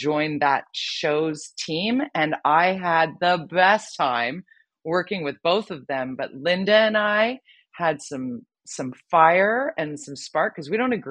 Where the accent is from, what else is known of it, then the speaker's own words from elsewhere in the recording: Vancouver, British Columbia, Canada; work in my hometown here in Vancouver